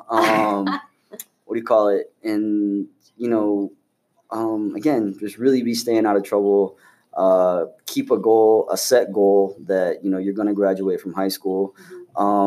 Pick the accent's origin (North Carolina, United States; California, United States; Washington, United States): Washington, United States; Spanaway; I grew up in Spanaway, Washington